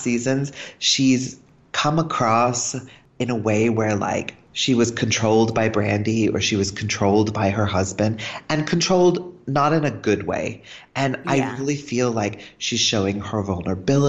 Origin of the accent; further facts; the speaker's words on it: Dallas, Texas, United States; also born or lived in United Kingdom; I grew up in Dallas, but I'm not American. I have a green card. I'm actually British.